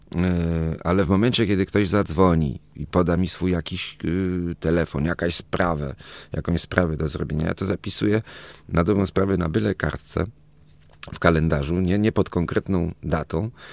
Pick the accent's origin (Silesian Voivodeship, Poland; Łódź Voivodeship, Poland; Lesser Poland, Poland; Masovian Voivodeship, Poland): Masovian Voivodeship, Poland; Warsaw; also born or lived in Toulouse, France; czyli Praga, tam gdzie ja rzeczywiście to dzieciństwo spędziłem